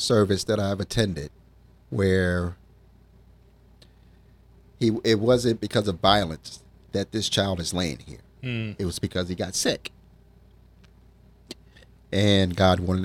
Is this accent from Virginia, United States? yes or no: yes; Virginia, United States; moved away as an adult; also born or lived in Washington, D.C.; I'm originally from Virginia, lived there all my life except for about 10 years while I lived in Washington, D.C.